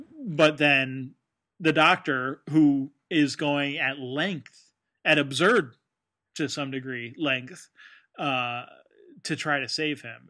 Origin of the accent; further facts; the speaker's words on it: United States; as an American